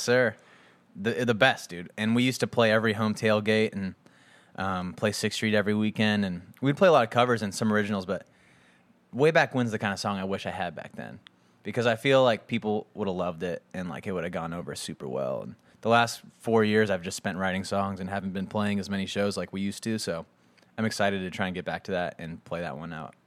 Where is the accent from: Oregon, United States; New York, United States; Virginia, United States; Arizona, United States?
Arizona, United States; Scottsdale; moved away as an adult; also born or lived in Texas; now in Nashville, United States; Phoenix, Scottsdale area where I grew up